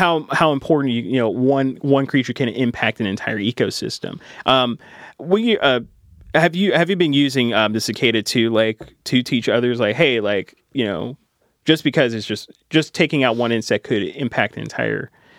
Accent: West Kentucky, United States; moved away as an adult; growing up in West Kentucky

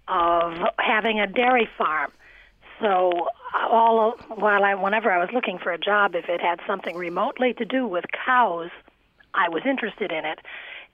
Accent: Cleveland, Ohio, United States; moved away as an adult; also born or lived in Vermont; now in New York, United States; Well, I'm from Cleveland

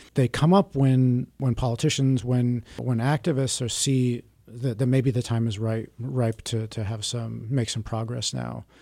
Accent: Milwaukee, Wisconsin, United States; I grew up around Milwaukee in a suburb

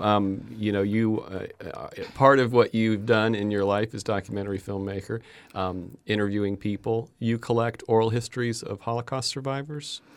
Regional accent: Fort Myers, Florida, United States; I grew up in Fort Myers and went to school in Fort Myers

